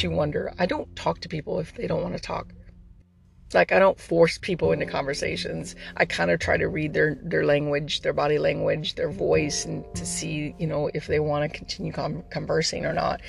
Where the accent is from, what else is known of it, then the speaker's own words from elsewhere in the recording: Texas, United States; I'm a Texan